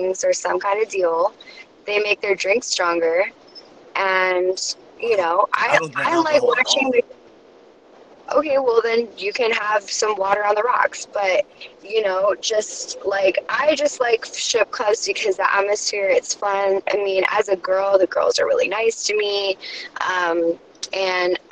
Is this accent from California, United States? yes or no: yes; California, United States; I'm from California